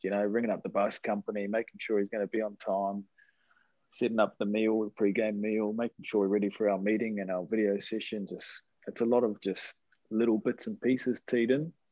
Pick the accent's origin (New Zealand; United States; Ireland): New Zealand; Hibiscus Coast, north of Auckland; also born or lived in Sydney, Australia; I grew up in uh, a place just north of Auckland, Hibiscus Coast